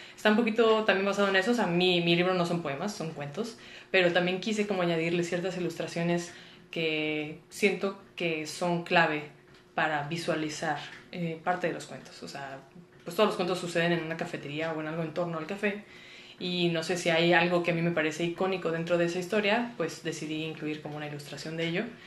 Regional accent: Monterrey, Nuevo León, Mexico; moved away as an adult; now in Mexico City, Mexico; yo soy regia, nací en Monterrey y toda la vida viví en Monterrey

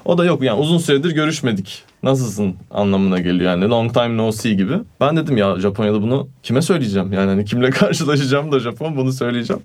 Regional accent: Turkey; also born or lived in Italy; Türk'üm dedim

